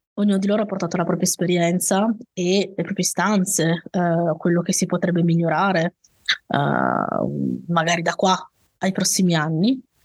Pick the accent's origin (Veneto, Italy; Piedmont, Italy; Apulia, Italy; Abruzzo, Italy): Piedmont, Italy; Turin, a valley near the Piedmont mountains, Italy; also born or lived in Saluzzo; sono di Torino, Uh, sono nata a Torino, vissuto, ho vissuto però mm, in, in, una valle vicino diciamo alle montagne alle nostre